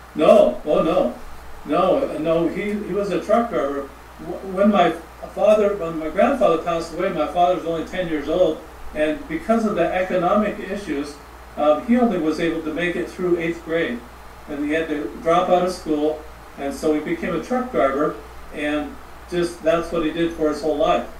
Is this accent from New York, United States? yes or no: no; Montana, United States; moved away; also born or lived in Charleston, South Carolina / Phoenix / California; I'm from Montana